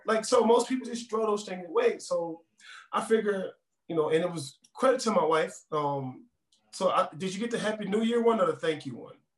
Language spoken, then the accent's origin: English; New Orleans, Louisiana, United States; now in Denver, United States; I'm from New Orleans, born and raised.